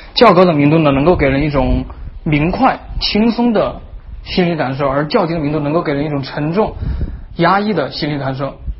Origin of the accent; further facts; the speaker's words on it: southern China, China; accent: southern; 作为一个南方人呢，这还是有一点悲剧，那就是南方人经常呢和了不分，边音和鼻音不分。